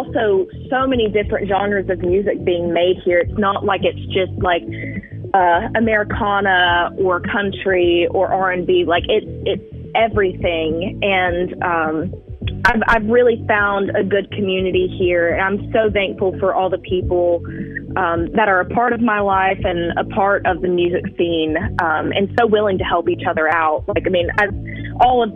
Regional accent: Alberta, Alabama, United States; moved away as an adult; now in Florence, United States; I am from Alberta, Alabama. It's close to Gulf Shores, but I've been in Florence for almost 4 years now.

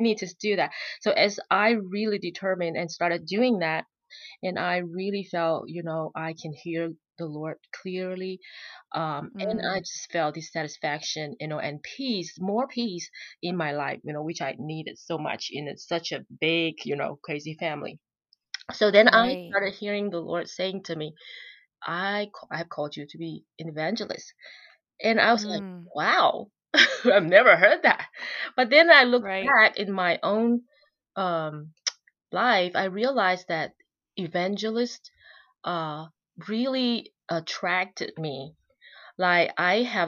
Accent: Malaysia; moved away as an adult; also born or lived in Utah, United States; now in Georgia, United States; We are Chinese, and we were born and raised in Malaysia.

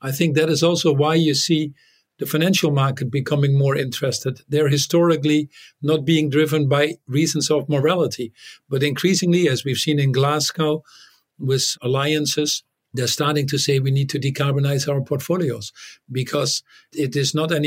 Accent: Netherlands; English is a second language; moved away as an adult; also born or lived in United States; in the Netherlands because there were nuclear weapons and American bases when I grew up, one very close to my hometown

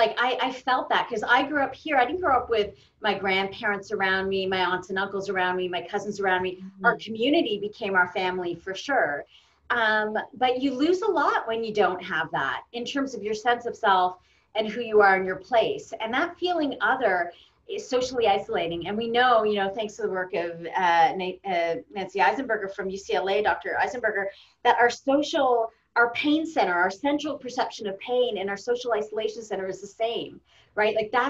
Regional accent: Canada; you get to the country, you're like, oh, I'm so Canadian, and you become the Canadian.

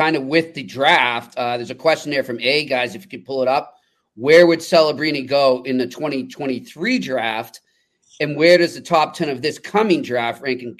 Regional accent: Boston, Massachusetts, United States; I'm from Boston

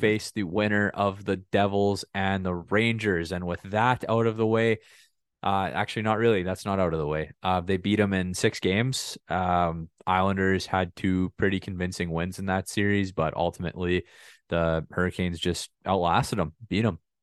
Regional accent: Saskatchewan, Canada; I'm from, I'm from Saskatchewan

